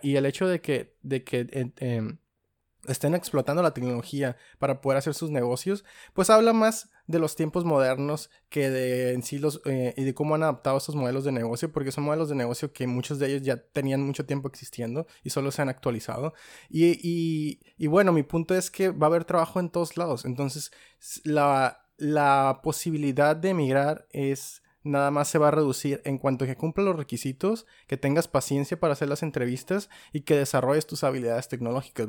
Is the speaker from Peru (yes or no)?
no; Mexico; los tres somos mexicanos